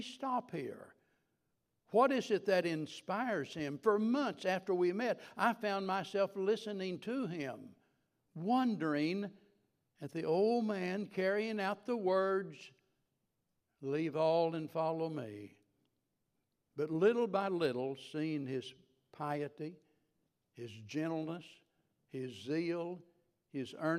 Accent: the Ozarks, United States; moved away as an adult; also born or lived in Tennessee / Cincinnati; I was a hillbilly from the Ozarks

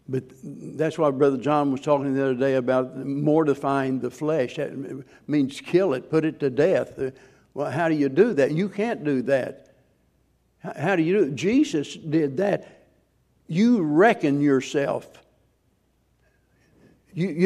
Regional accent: the Ozarks, United States; I grew up in the Ozarks where back when I was a boy

